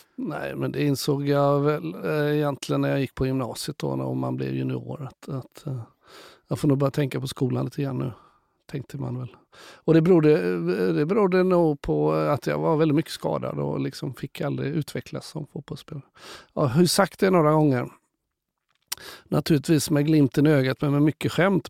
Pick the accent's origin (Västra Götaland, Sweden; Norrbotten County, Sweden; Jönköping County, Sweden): Västra Götaland, Sweden; Gothenburg; also born or lived in Karlstad / Skövde; 66 så flyttade mamma och pappa tillbaka till Göteborg. Så att då hamnade vi och jag i Kallebäck